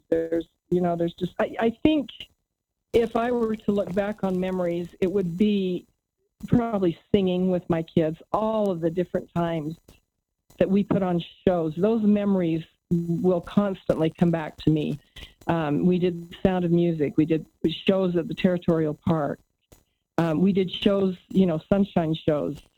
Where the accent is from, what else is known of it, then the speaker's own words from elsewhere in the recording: Santiago, Santiago Metropolitan Region, Chile; Yeah, a fun fact is that I grew up in Santiago, Chile for for uh, about six years. I'm fluent in Spanish